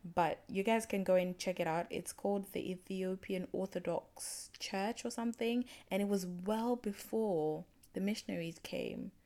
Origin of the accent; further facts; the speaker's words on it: Zimbabwe; I'm from Zimbabwe